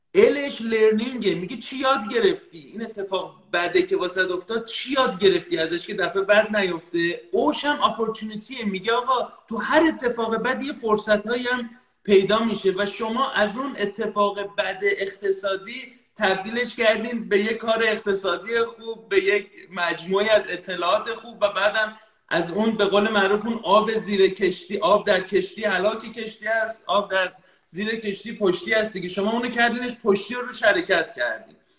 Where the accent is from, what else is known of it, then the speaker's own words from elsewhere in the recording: Iran; moved away; من الان خارج از ایرانم ولی تمام وجودم در ایرانه خانوادم در ایرانن